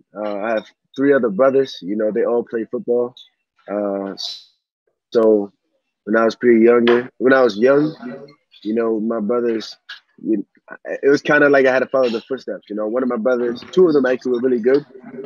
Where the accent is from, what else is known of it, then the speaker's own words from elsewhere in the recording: United States; moved away; I was born in the U.S. My parents, both of them, immigrated from West Africa in a small country called Sierra Leone. So I have two nationalities.